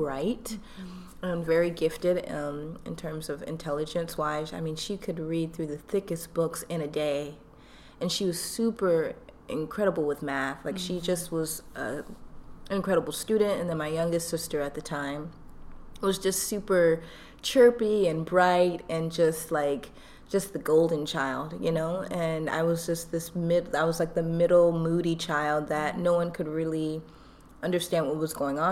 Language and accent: English; Atlanta, Georgia, United States; accent: Southern; also born or lived in Mukilteo, Washington / Nigeria (ancestry); now in Washington, United States; My family's originally from Nigeria, but I was born in Atlanta, Georgia, so I'm first generation Nigerian American